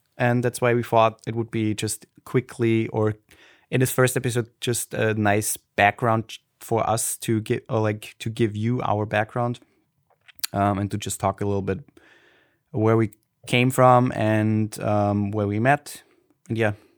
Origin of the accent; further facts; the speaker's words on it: Austria; accent: Austrian German; first language German; English is a second language; I grew up in Austria and I had a nice, nice childhood.